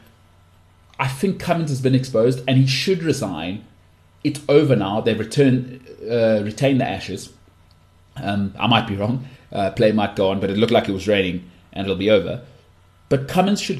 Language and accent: English; South Africa; as a South African